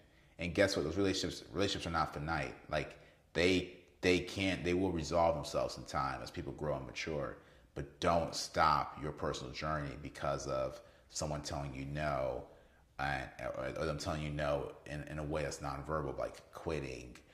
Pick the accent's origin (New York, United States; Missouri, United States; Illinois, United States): Missouri, United States; Kansas City; I'm from Kansas City